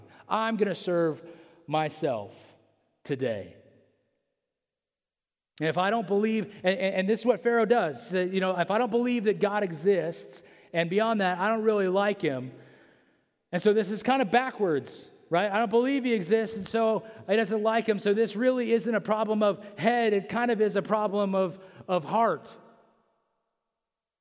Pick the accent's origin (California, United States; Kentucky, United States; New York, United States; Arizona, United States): California, United States; Central; I'm from Central California